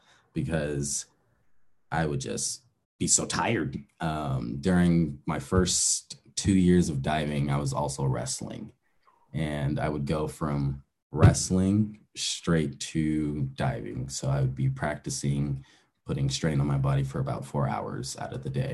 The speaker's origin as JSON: {"language": "English", "town": "Aurora", "region": "Colorado", "country": "United States", "tie": "born or raised there", "said": "I grew up in Aurora, Colorado. It's about 30 minutes east from Denver, Colorado"}